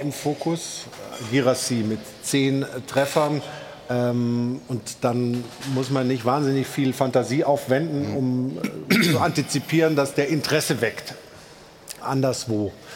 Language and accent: German; Stuttgart, Baden-Württemberg, Germany; now in Cologne, Germany; Ich komme aus Stuttgart